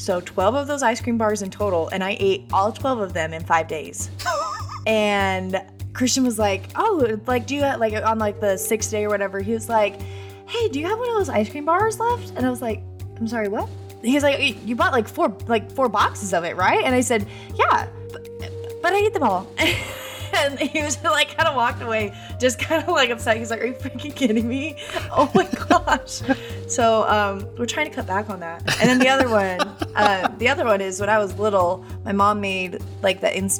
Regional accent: Boise, Idaho, United States; now in Nashville, United States; I'm from Idaho originally

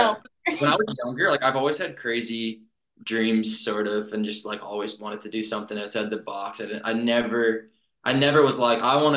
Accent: Mildmay, Ontario, Canada; I'm from a small town in Ontario, Canada called Mildmay. And I grew up there my whole life

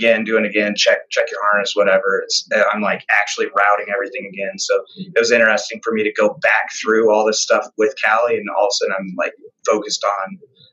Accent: Colorado, United States; moved away; I'm originally from Colorado

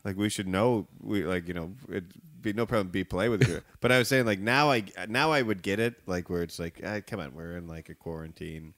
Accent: Evanston, Illinois, United States; also born or lived in Chicago; I live in, um, uh, neighborhood of Chicago called Edgewater, and I, I grew up in Evanston

